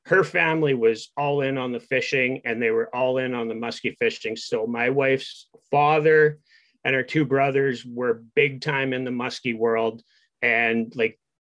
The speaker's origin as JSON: {"language": "English", "area": "near Dryden", "region": "Ontario", "country": "Canada", "tie": "born or raised there", "said": "I was born and raised here. So where I live right now, I'm 20 minutes from Dryden, which is kind of our major center"}